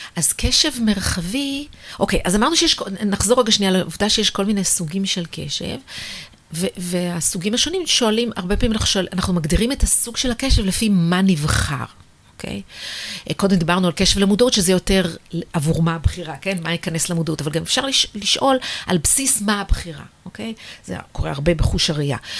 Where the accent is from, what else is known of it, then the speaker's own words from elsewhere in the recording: Israel; also born or lived in United States; בעיניי כישראלית